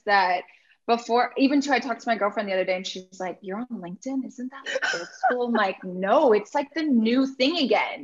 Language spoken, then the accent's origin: English; Orange County, California, United States; I'm from Orange County